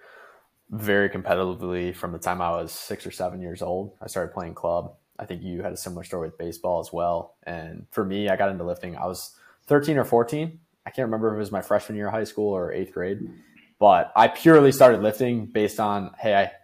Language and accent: English; Amherst, Ohio, United States; moved away as an adult; also born or lived in Cleveland, Ohio; now in Orlando, United States; me coming from Amherst, Ohio.